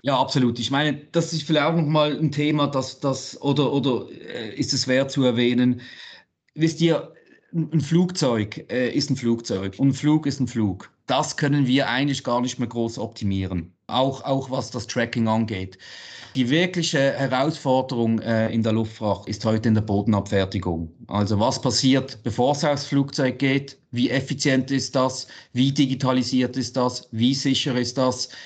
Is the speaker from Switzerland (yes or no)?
yes; Basel, Basel-Stadt, Switzerland; Basel, meine Heimatstadt